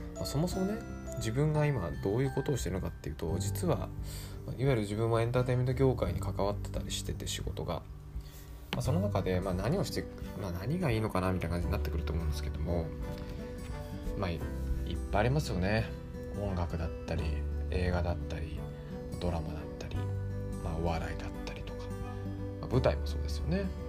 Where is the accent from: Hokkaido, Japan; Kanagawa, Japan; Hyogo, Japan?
Kanagawa, Japan; 僕神奈川出身